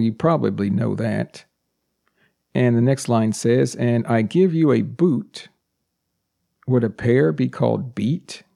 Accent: United States; born or raised there; first language English

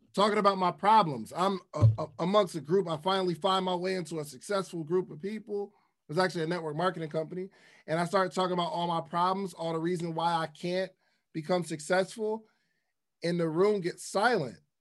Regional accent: the North, United States; I'm from the North

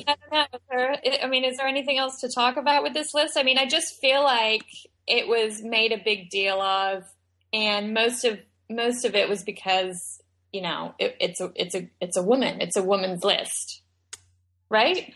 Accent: Australia; moved away; I was born and raised in Australia

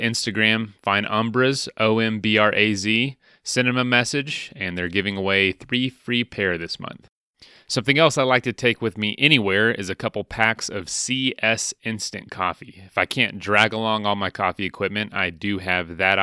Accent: Central Florida, United States; I am a Florida native from Central Florida

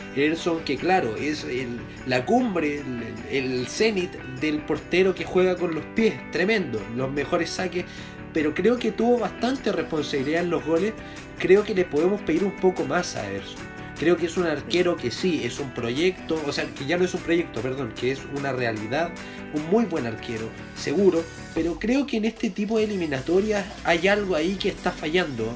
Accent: Chile; yo como chileno

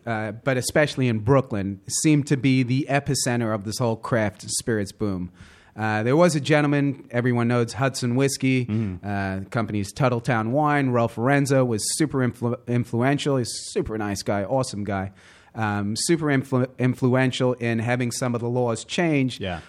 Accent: Johannesburg, Gauteng, South Africa; also born or lived in Southern California; now in New York, United States; born and raised Johannesburg, South Africa, moved to the U.S.

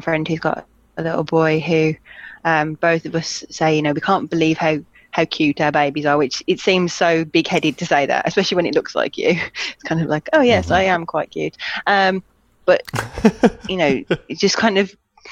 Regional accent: Black Country, West Midlands, United Kingdom; born or raised there; accent: Black Country; moved away as an adult; now in Birmingham, United Kingdom

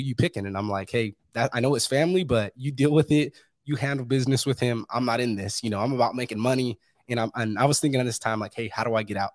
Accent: Fresno, California, United States; moved away; I'm from Fresno, California, originally

